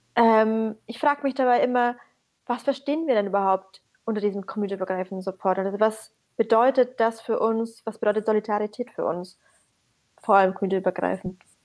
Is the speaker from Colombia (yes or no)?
no; Syria; moved away; ich bin aus Syrien